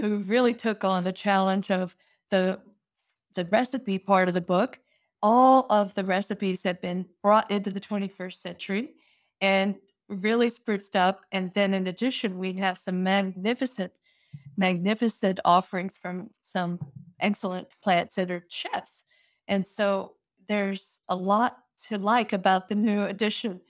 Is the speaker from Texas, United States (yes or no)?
yes; Fort Worth, Texas, United States; my hometown of Fort Worth is Cowtown